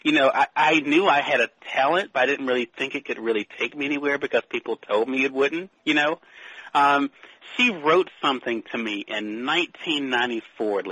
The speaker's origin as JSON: {"language": "English", "region": "Mississippi", "country": "United States", "tie": "born or raised there", "said": "my home state of Mississippi"}